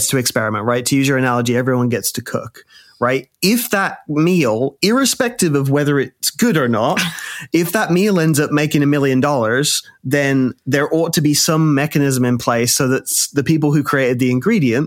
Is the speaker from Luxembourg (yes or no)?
no; Birmingham, West Midlands, United Kingdom; I was born in Birmingham, England